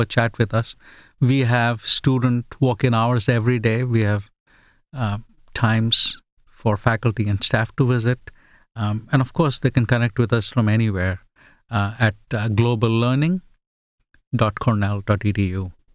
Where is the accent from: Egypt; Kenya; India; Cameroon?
India; first language Bengali; English is a second language; also born or lived in England / Australia; now in United States; a multicultural upbringing from India